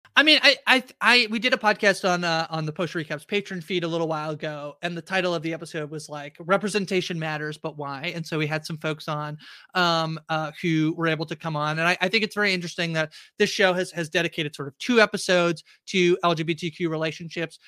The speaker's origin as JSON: {"language": "English", "country": "Canada", "said": "I'm Canadian"}